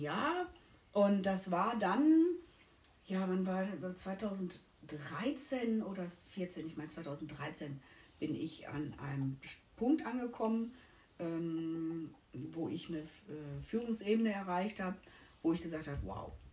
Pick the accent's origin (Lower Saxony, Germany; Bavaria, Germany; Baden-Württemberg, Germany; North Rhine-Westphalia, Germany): North Rhine-Westphalia, Germany; Essen; moved away as an adult; also born or lived in Mülheim; now in Mallorca, Spain; Aus NRW, gebürtig Essen und äh, nach Mülheim gezogen